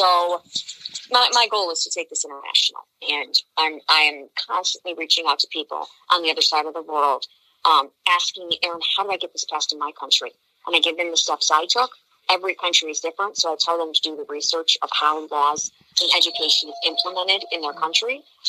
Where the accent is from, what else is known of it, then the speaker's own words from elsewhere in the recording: Illinois, United States; when I was getting this passed in my home state of Illinois